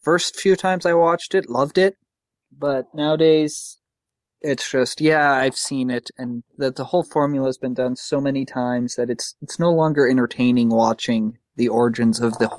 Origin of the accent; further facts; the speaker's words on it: California, United States; I grew up in California